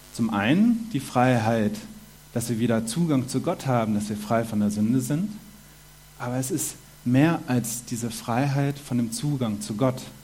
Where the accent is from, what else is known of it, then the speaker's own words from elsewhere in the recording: Germany; moved away as an adult; now in Switzerland; Ich komme aus Deutschland, bin jetzt fünf Jahre in der Schweiz